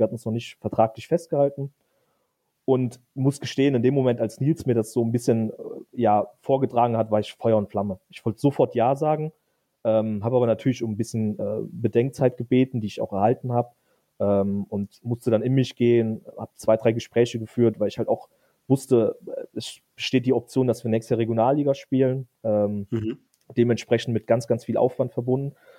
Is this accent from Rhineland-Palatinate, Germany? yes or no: yes; Eifel, Rhineland-Palatinate, Germany; moved away as an adult; also born or lived in Westerwald; now in Koblenz, Germany; sind dann in die viel schönere Eifel gezogen. Ähm, und dort habe ich dann eigentlich die meiste Zeit meines Lebens verbracht, ähm, bis nach dem Abitur